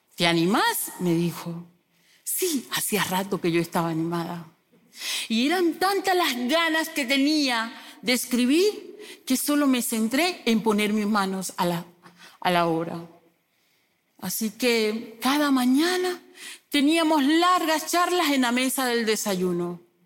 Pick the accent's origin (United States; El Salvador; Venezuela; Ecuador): Venezuela; moved away as an adult; Yo soy una mujer migrante, mamá de Sunimar, Sulimar y Sulimar, de profesión docente. Salí de mi país, Venezuela, en el 2016